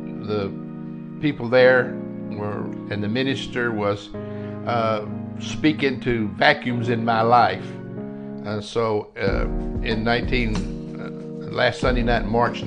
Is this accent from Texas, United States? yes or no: yes; Lubbock, Texas, United States; also born or lived in Puerto Rico; I was raised in Lubbock, Texas, out on the plains.